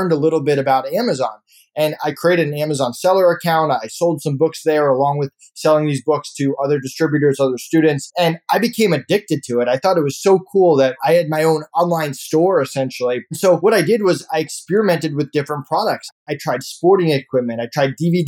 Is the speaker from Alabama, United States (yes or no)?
no; Longmeadow, Massachusetts, United States; I grew up in Longmeadow, Massachusetts. I actually lived in East Longmeadow, but I went to school in Longmeadow